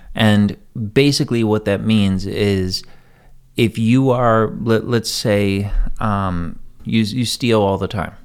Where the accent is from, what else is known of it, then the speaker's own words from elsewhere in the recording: United States; I'm an American. This is my country